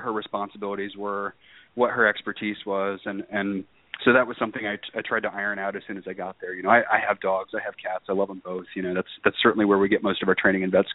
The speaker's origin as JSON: {"language": "English", "area": "outside of Chicago", "region": "Illinois", "country": "United States", "tie": "born or raised there", "said": "I grew up in a cul-de-sac actually outside of Chicago"}